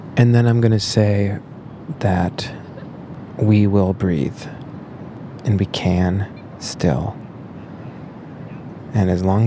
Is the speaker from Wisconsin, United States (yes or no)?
no; Minnesota, United States; moved away; my home state of Minnesota